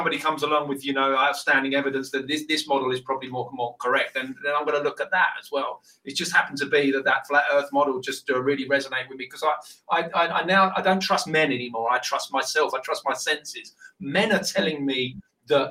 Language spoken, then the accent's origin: English; United Kingdom; accent: British